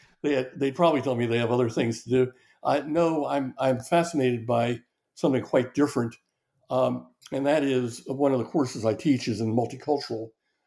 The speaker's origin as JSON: {"language": "English", "region": "the North", "country": "United States", "said": "And maybe it's because I'm from the North and came with preconceived ideas"}